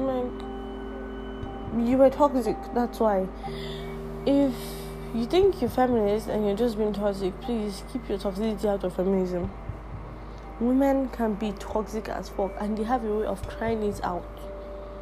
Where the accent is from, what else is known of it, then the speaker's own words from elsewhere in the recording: Nigeria; English is a second language; I, as a Nigerian